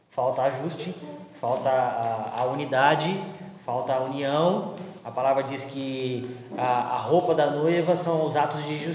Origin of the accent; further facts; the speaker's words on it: Argentina; Portuguese is a second language; Mas quando eu volto para a Argentina, eu não volto em brasileirado. Eu ainda sou argentino, eu tenho os meus costumes argentinos, porque é a minha cultura.